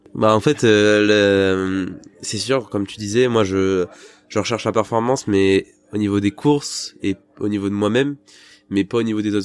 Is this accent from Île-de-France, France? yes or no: yes; Île-de-France, France; moved away; quand j'étais dans le dans le 93